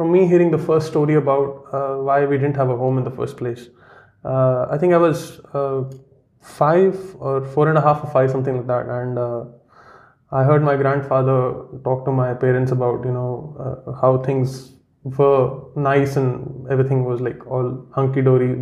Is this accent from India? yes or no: yes; Jammu and Kashmir, India; first language Kashmiri; English is a second language; moved away as an adult; also born or lived in Karnataka / Chennai; now in Melbourne, Australia; when terrorism was at its peak in Kashmir. That's where I'm from, my hometown